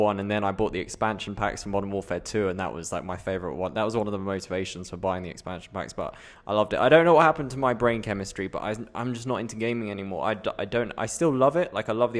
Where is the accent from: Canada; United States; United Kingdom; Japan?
United Kingdom; accent: British; my own British accent